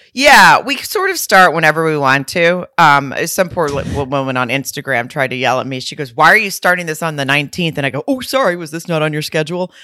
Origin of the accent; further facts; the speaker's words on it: Lowell, Arkansas, United States; moved away; my hometown in Lowell, Arkansas, right outside of Fayetteville